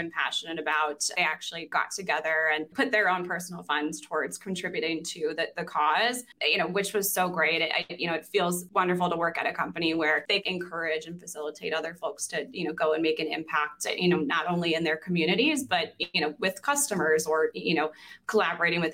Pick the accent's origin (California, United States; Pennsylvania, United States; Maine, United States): Maine, United States; also born or lived in Burlington, Vermont; now in Chicago, United States; I was originally from Maine